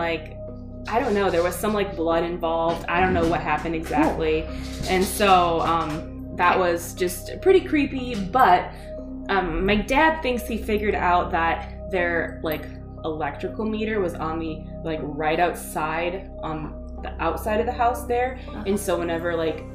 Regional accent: Iowa, United States; also born or lived in California; We lived out there, and then we moved back to Iowa. Like, my parents are from around here.

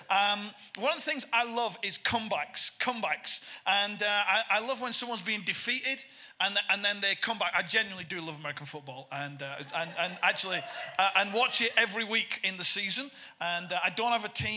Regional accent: Bolton, North West England, United Kingdom; moved away; also born or lived in London; I'm from Bolton, which is just to the north of Manchester

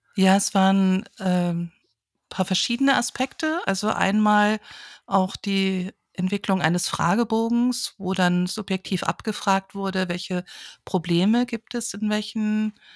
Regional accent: a village near Kassel, Hesse, Germany; now in Oldenburg, Germany; ich bin auf dem Dorf aufgewachsen, ähm, in keiner großen Stadt, in der Nähe von Kassel

